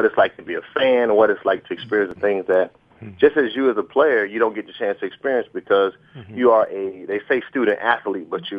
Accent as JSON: {"language": "English", "town": "Fort Lauderdale", "region": "Florida", "country": "United States", "tie": "born or raised there", "also_born_or_lived": "Auburn, Alabama", "moved": "as an adult", "said": "I'm from Fort Lauderdale, Florida. I was born and raised there. I lived there 17 years before I ever went to Auburn University."}